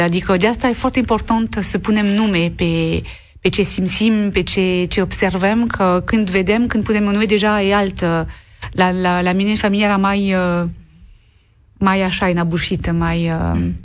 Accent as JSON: {"language": "Romanian", "area": "Lorraine", "region": "Grand Est", "country": "France", "tie": "born or raised there", "second_language": "Romanian", "moved": "yes", "said": "M-am născut în Lorena, care este o regiune care a fost marcată de doi război mondial"}